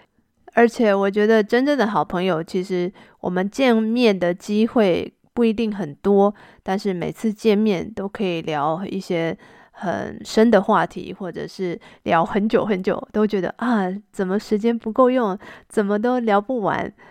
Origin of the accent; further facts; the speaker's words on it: Taiwan; moved away as an adult; now in China; 因为这个是我长大的地方。